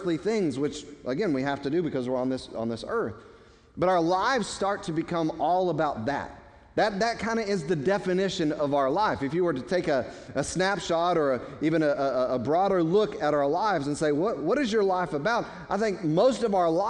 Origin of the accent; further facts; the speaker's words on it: United States; we as American citizens